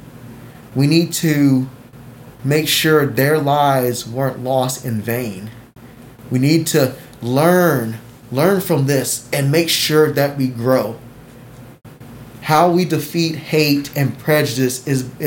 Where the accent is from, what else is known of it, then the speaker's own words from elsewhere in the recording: United States; I love being American